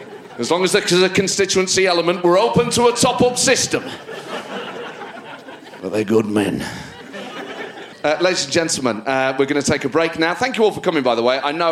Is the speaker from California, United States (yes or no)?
no; New Jersey, United States; I worked for Trump because my dad was blue collar. I grew up in New Jersey.